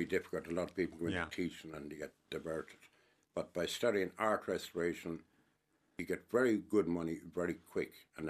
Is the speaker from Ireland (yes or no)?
yes; Helvick, Munster, Ireland; Sure, I was brought up in Helby. That's why I have Cooper the Fuckle gum.